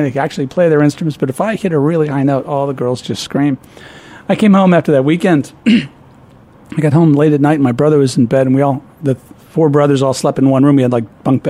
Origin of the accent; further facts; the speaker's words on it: Peoria, Illinois, United States; moved away as an adult; also born or lived in Dunlap, Illinois / Ohio; I was born in Peoria, Illinois.